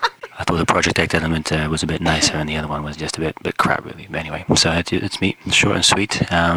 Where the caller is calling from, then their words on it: London, United Kingdom; I'm calling from London in England.